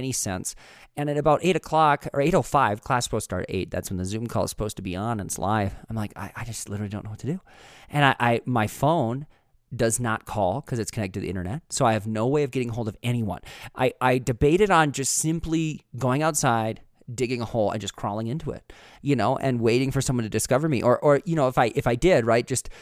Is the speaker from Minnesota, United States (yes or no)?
yes; Minnesota, United States; now in Leadville, United States; Northfield, Minnesota, which is my home state